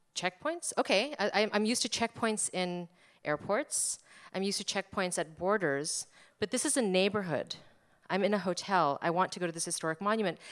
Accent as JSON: {"language": "English", "region": "New Jersey", "country": "United States", "tie": "born or raised there", "said": "I was born in America. I was brought up in America. I'm from New Jersey"}